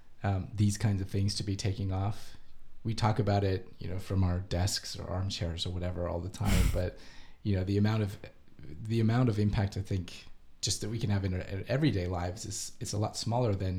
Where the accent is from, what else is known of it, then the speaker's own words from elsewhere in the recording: Canada; as a Canadian